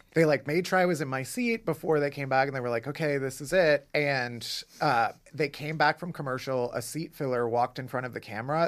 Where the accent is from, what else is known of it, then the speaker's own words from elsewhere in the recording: Chicago, Illinois, United States; now in New York, United States; I'm from Chicago